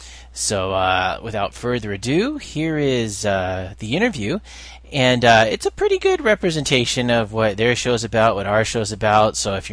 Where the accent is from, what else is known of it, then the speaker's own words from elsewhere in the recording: California, United States; also born or lived in Reston, Virginia / Norfolk, Virginia / Florida; Yes, well, I lived in Reston, Virginia, Norfolk, Virginia, some places in Florida. And then from about age 8 years old on, I lived in California.